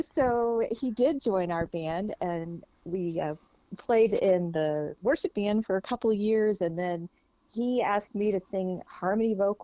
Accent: Lafayette, Indiana, United States; We grew up in Lafayette, Indiana.

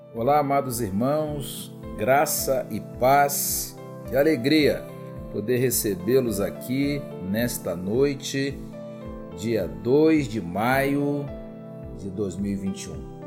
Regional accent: Rio de Janeiro, Brazil; moved away; um termo lá da minha terra que o irmão Elias conhece bem, que é carioca

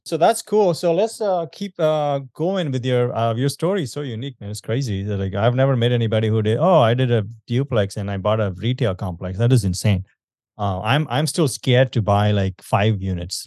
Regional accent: India; I'm from India

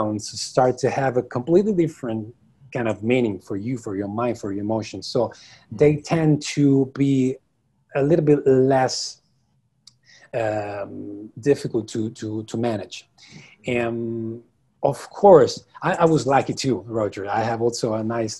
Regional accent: Rome, Lazio, Italy; I'm from Italy. I'm from Rome. I'm currently from Rome. Yeah, this is where I was born. This is where I live the majority of my life

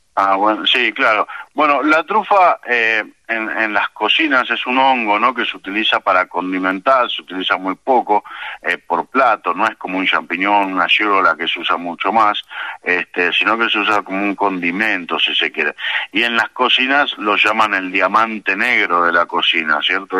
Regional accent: Buenos Aires Province, Argentina; moved away; Yo soy nacido acá en el Gran Buenos Aires, en la zona norte

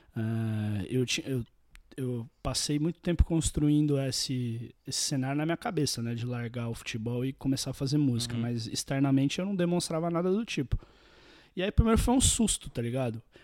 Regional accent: Santos, São Paulo, Brazil; eu nasci em Santos, …, litoral de São Paulo

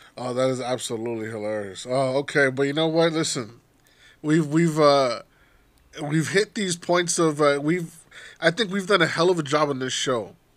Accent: United States

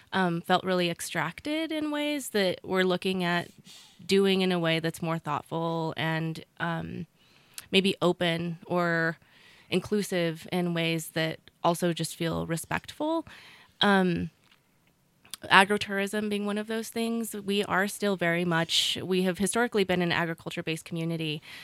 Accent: Ranchos de Taos, New Mexico, United States; moved away as an adult; I myself grew up in Ranchos

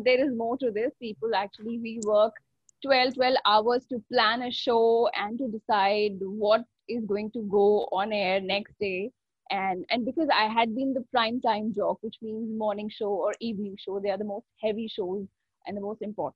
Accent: Delhi, India; moved away as an adult; also born or lived in Jaipur; now in Mumbai, India; Delhi is my hometown

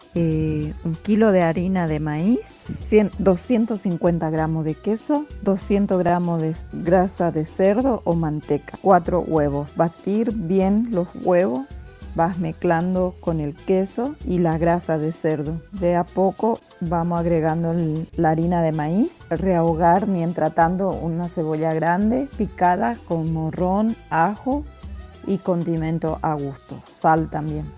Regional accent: Paraguay; now in José León Suárez, Argentina; de Paraguay. Actualmente vivo en José León Suárez

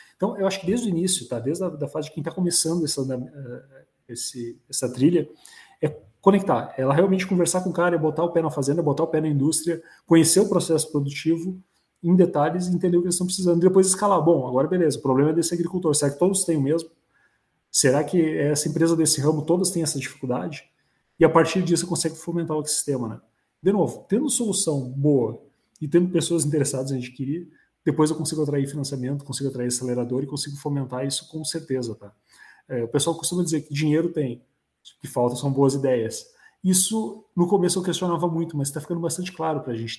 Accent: Vales region, Rio Grande do Sul, Brazil; aqui na região dos Vales, né, onde também estou inserido, né? Local onde nasci, me criei

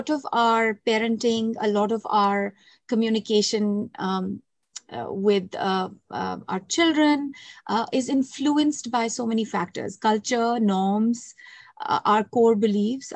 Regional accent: India; moved away as an adult; now in Canada; growing up in India and coming to Canada in adult years

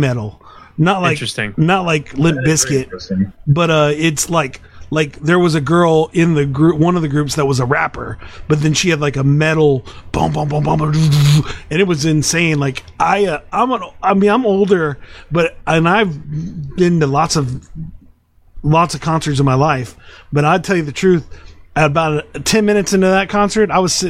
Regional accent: Austin, Texas, United States; I'm from Austin

